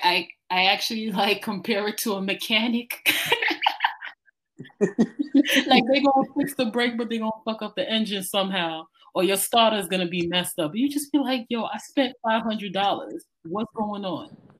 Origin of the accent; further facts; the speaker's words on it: New York City, New York, United States; as a New Yorker